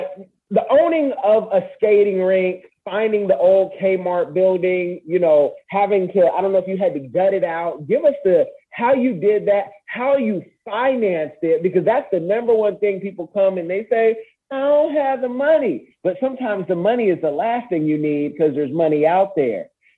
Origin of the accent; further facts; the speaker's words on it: Seattle, Washington, United States; being from Seattle, growing up in Seattle, some folks don't even know that they're Black out there, you know.